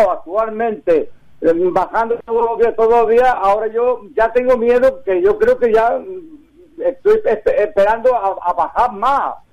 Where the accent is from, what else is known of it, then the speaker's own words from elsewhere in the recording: Barcelona, Catalonia, Spain; que fui, que soy de Barcelona